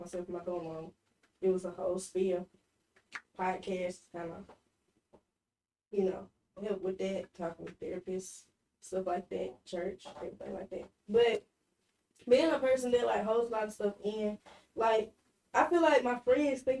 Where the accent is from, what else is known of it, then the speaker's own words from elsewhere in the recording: Meridian, Mississippi, United States; moved away as an adult; So, I'm from Meridian